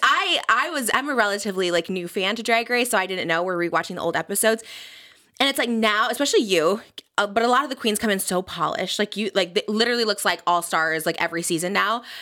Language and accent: English; Midwest, United States; I'm from the Midwest